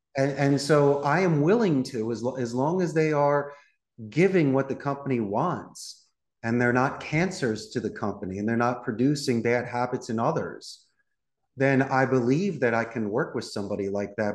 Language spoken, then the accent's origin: English; Philadelphia, Pennsylvania, United States; moved away as an adult; now in Costa Rica; I'm originally from Philadelphia